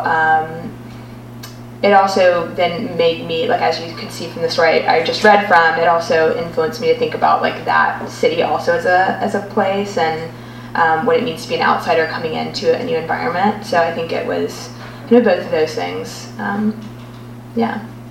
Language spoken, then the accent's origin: English; Alabama, United States; now in Amsterdam, Netherlands; I'm from Alabama